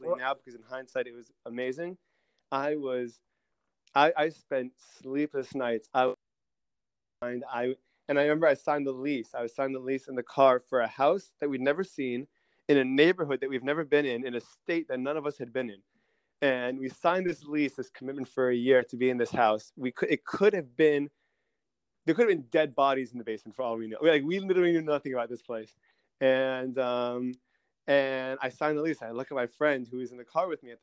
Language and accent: English; Wesley Hills, New York, United States; moved away as an adult; also born or lived in Manhattan, New York; now in Seattle, United States; So I'm from New York originally, from a little town called Wesley Hills, which is right near Muncie. And I spent all my life in New York